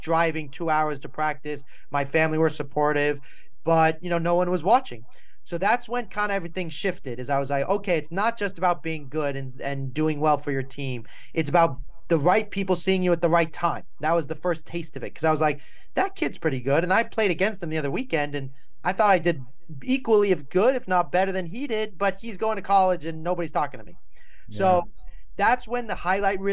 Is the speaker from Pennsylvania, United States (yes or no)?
no; Malibu, California, United States; also born or lived in New York; I was born in New York. I grew up in Malibu, California